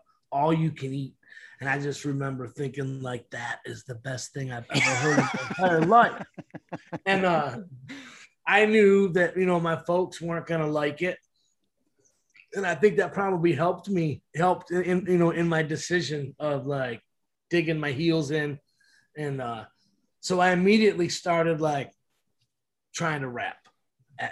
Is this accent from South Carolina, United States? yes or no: no; Detroit, Michigan, United States; Growing up in Detroit here